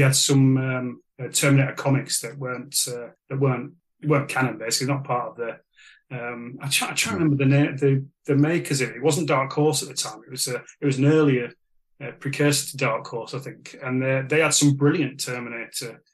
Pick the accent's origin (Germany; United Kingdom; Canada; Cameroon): United Kingdom; Sheffield, Yorkshire and the Humber; I'm from Sheffield